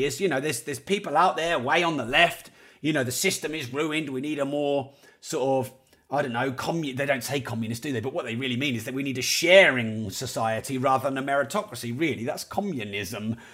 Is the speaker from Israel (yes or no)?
no; Peterborough, East of England, United Kingdom; I am from Peterborough